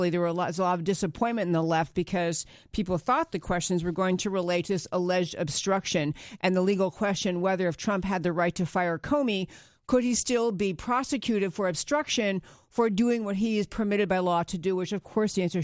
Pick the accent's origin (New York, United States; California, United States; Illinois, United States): New York, United States; I grew up in New York